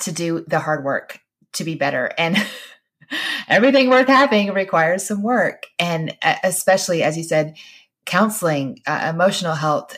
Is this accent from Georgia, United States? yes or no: yes; Georgia, United States; we would say we were Christians because we fr-, we're from Georgia